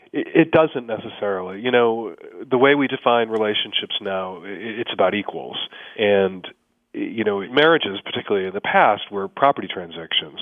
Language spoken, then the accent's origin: English; Chicago, Illinois, United States; now in Seattle, United States; as a kid growing up in Chicago